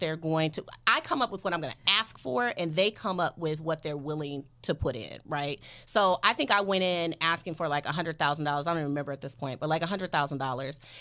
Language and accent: English; Detroit, Michigan, United States; now in Los Angeles, United States; I'm from Detroit